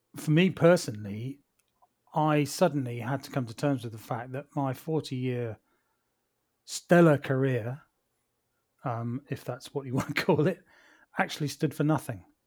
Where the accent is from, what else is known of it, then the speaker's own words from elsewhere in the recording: Plymouth, South West England, United Kingdom; moved away; also born or lived in London; my family and I moved back to my hometown of Plymouth down here in the southwest by the sea.